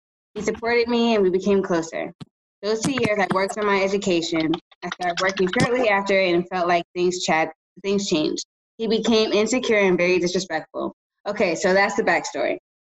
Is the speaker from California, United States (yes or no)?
yes; Los Angeles, California, United States; I'm a 14 Island gal, immigrant, cancer, nurse, weed smoker raised in South Central LA.